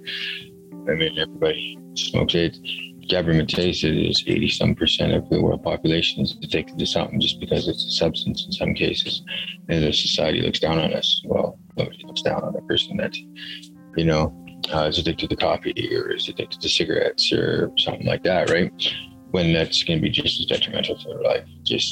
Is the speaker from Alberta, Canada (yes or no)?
yes; Goodrich Lake, Lac La Biche area, Alberta, Canada; now in Fort St. John, Canada; I'm Indigenous from Goodrich Lake, Lac La Biche area, Alberta